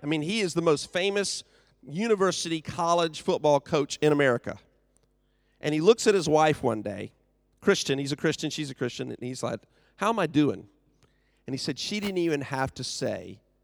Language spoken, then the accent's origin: English; United States; moved away; I am from the U S.